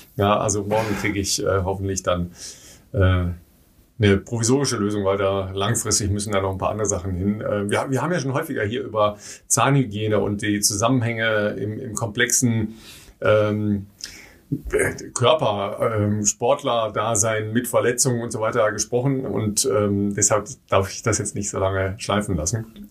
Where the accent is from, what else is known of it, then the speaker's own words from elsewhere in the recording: Dorsten, North Rhine-Westphalia, Germany; das ist nicht so ganz weit weg von meiner Heimat. Ja. Ich komme aus Dorsten.